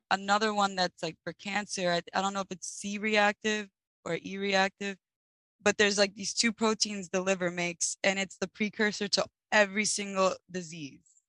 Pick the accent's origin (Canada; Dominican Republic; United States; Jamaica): United States; New York; I'm from New York